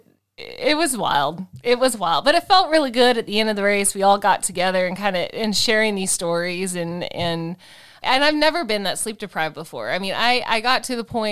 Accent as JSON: {"language": "English", "country": "United States", "said": "I'm American. I don't speak Norwegian"}